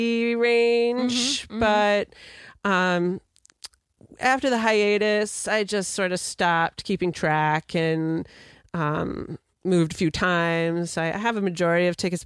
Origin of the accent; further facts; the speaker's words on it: outside of New York City, United States; moved away as an adult; also born or lived in Oswego, New York / Rochester, New York; now in Vermont, United States; I grew up outside of New York City, a suburb of Manhattan